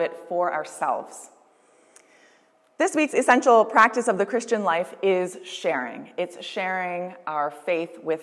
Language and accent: English; Windsor, Ontario, Canada; moved away as an adult; also born or lived in Toronto; now in Maidstone, Canada; It wasn't until I moved away from Windsor that I realized that Windsor pizza was a thing